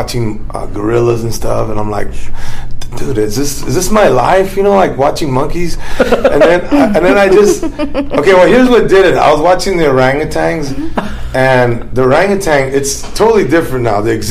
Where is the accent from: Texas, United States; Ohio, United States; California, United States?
California, United States; Los Angeles; a Mexican American from East